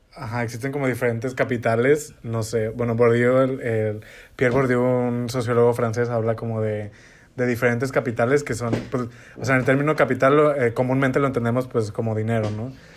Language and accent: Spanish; northern Mexico, Mexico; yo soy norteña